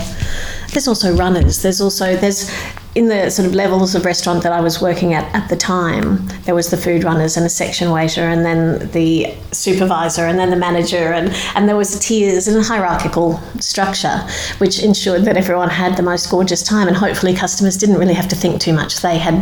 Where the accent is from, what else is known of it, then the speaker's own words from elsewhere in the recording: Queensland, Australia; People say I don't sound like I'm from Queensland.